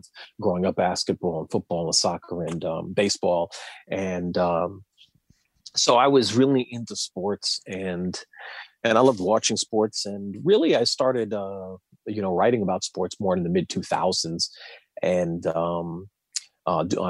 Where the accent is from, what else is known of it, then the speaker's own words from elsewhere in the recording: New York City, New York, United States; moved away as an adult; also born or lived in New Jersey; now in Washington, D.C., United States; I grew up in Queens and I was in the New Jersey suburbs for a little bit and then I moved back to the city